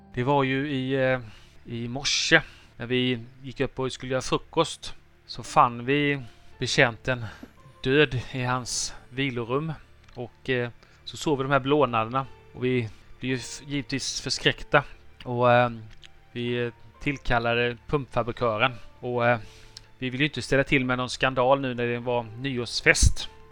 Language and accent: Swedish; Halland County, Sweden; jag är hallänning